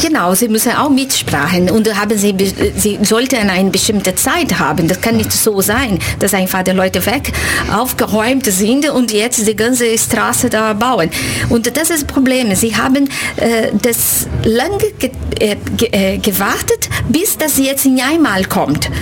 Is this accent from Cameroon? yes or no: no; Brazil; German is a second language; moved away as an adult; now in Ulm, Germany; Ich komme aus Brasilien und ich bin Dozentin für portugiesische Sprache in der Universität Ulm. Lebe hier seit uh, ungefähr zehn Jahren